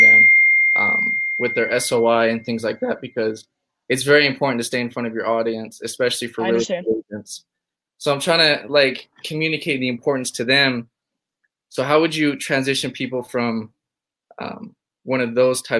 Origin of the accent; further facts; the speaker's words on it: Ogden, Utah, United States; I'm from Ogden, Utah